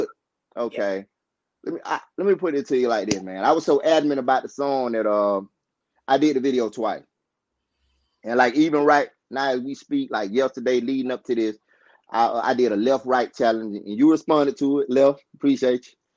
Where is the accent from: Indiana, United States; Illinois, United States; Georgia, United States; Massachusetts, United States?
Georgia, United States; also born or lived in Albany, Georgia; I was born in a place called Mid Georgia, Thomas County